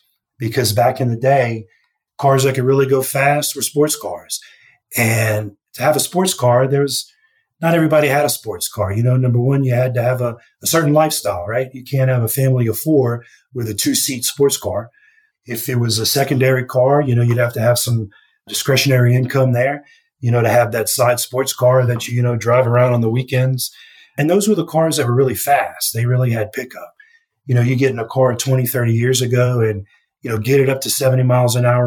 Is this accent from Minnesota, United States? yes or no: no; Louisiana, United States; when I was a kid growing up in Louisiana